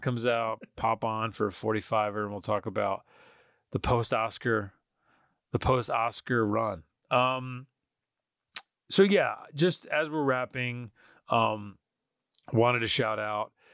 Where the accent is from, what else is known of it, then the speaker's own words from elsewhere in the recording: Poughkeepsie, New York, United States; I grew up in Poughkeepsie